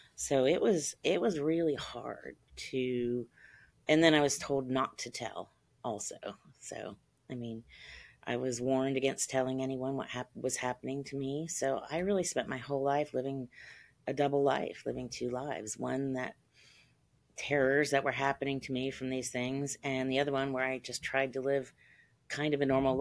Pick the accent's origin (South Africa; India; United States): United States; Ohio; I grew up in Ohio.